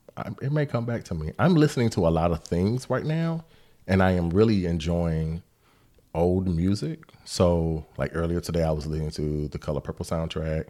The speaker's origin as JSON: {"language": "English", "town": "Decatur", "country": "United States", "tie": "born or raised there", "said": "I grew up in Decatur"}